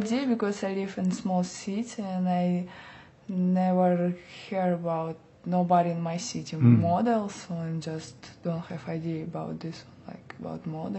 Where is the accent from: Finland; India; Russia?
Russia; English is a second language; now in New York, United States; I'm from Russia.